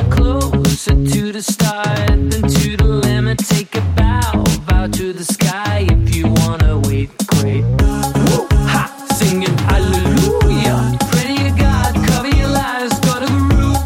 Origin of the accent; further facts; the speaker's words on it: Versailles, Île-de-France, France; English is a second language; We grew up in Versailles